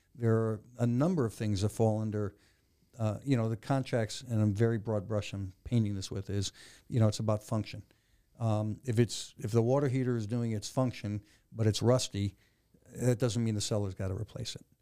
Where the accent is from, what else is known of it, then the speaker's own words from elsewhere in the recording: Connecticut, United States; moved away as an adult; also born or lived in Maryland; I was born and raised in Connecticut.